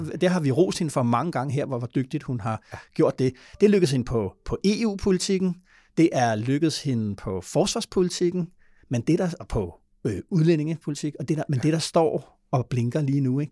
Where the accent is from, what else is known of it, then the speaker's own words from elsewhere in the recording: Denmark; som dansker